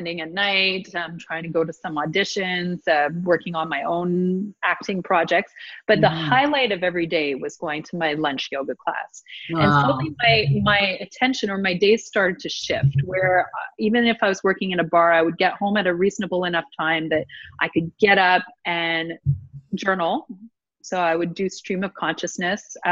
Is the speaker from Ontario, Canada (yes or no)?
yes; Ottawa, Ontario, Canada; moved away; I'm from Ottawa